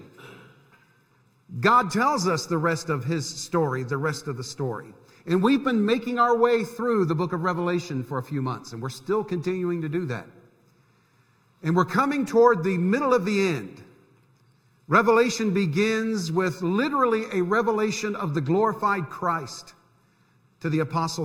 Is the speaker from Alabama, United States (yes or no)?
no; Central Florida, United States; moved away; When I was growing up in Central Florida, we had snowbirds down there too